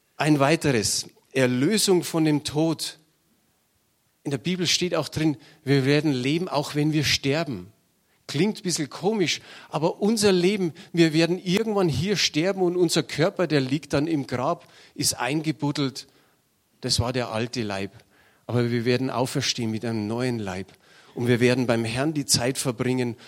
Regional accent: Munich, Bavaria, Germany; Ich bin in München geboren und habe mir gedacht, vielleicht stirbst du in München

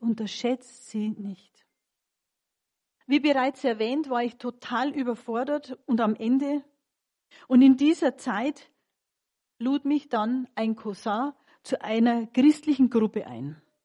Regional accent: Munich, Bavaria, Germany; Ich bin geborene Münchnerin

